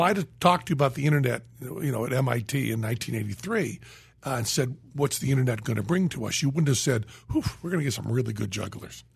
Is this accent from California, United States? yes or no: no; Western Massachusetts, United States; moved away; I was from Western Massachusetts